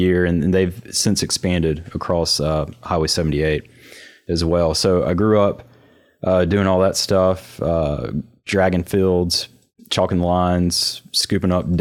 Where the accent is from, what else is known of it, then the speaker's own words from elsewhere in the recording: New Albany, Mississippi, United States; I grew up in New Albany, Mississippi